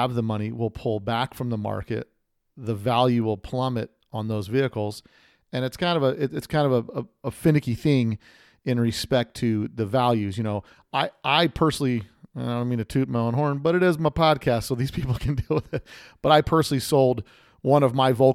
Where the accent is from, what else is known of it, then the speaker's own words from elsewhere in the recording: Las Vegas, Nevada, United States; my hometown of SEMA right here in Las Vegas